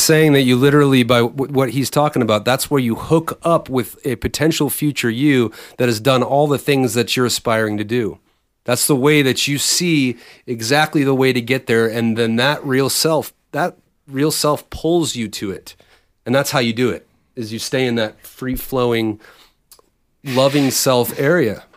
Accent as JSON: {"language": "English", "area": "Bay Area", "region": "California", "country": "United States", "tie": "born or raised there", "said": "originally we grew up in the Bay Area"}